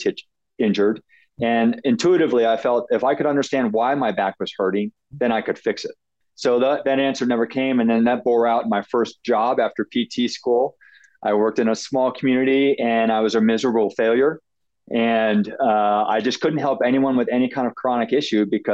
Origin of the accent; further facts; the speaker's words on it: Ohio, United States; now in Colorado, United States; I grew up in Ohio on a farm